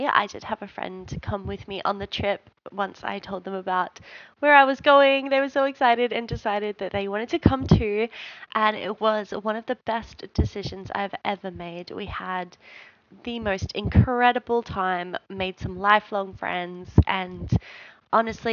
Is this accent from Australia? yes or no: yes; Australia; we're from Australia